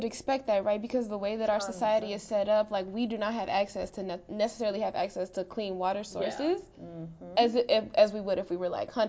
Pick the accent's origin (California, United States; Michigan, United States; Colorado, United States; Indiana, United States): Indiana, United States; Hammond; In my hometown of Hammond, Indiana